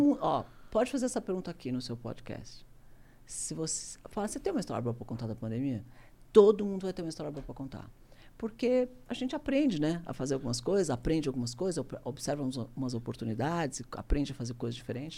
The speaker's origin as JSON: {"language": "Portuguese", "country": "Brazil", "said": "Eu sou brasileiro, adoro o Brasil."}